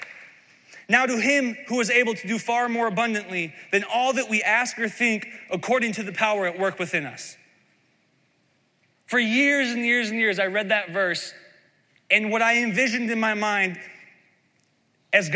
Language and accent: English; Iowa, United States; I grew up in Midwest Iowa